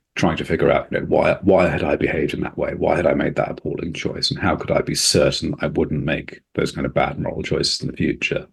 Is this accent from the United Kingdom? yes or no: yes; England, United Kingdom; a kind of white Englishman with my accent, I was treated differently